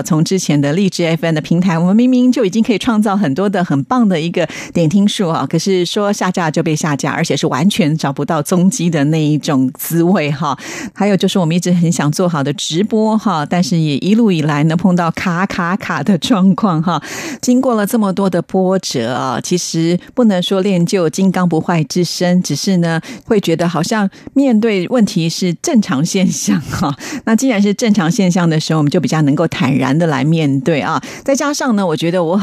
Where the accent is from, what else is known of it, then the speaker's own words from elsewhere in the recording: Taiwan; 在台湾呢，我们翻的是毕卡索